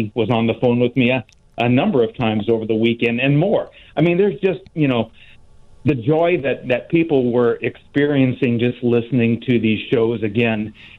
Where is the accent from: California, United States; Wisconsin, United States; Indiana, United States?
Indiana, United States; northern; growing up in the Midwest, northern Indiana, listening to Chicago radio all these years